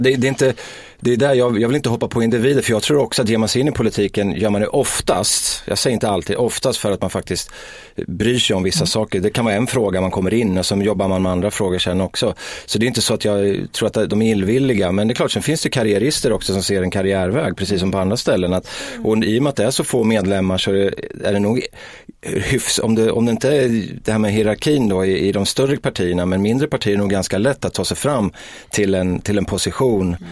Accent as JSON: {"language": "Swedish", "country": "Sweden", "tie": "born or raised there", "said": "i Markparken där jag växte upp"}